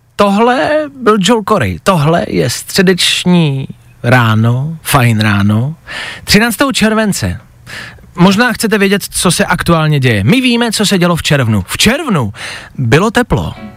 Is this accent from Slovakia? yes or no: no; Czechia; jako Češi